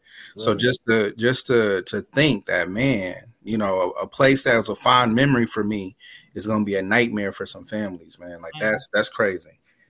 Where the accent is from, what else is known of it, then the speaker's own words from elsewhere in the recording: Lansing, Michigan, United States; I'm from Lansing, Michigan.